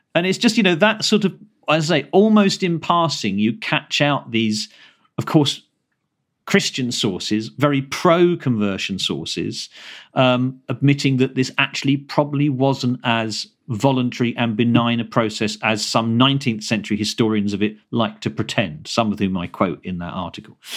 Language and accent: English; Kent, South East England, United Kingdom; I grew up in Kent